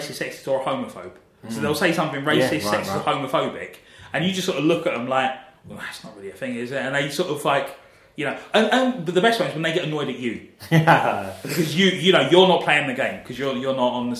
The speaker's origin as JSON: {"language": "English", "region": "London", "country": "United Kingdom", "tie": "born or raised there", "said": "growing up in South London, I'm more aware of patois and West Indian culture"}